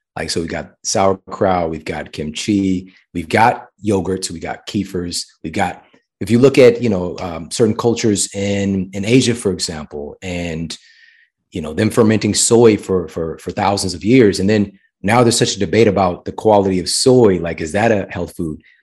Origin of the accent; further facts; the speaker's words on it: St. Louis, Missouri, United States; this was from my hometown, so it was Saint Louis University.